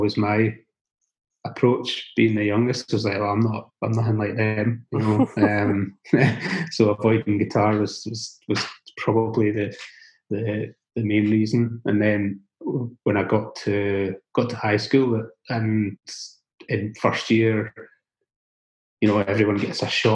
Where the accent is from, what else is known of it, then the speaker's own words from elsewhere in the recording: the Scottish Borders, Scotland, United Kingdom; growing up in the Borders, where, you know, there are no sort of actual live music venues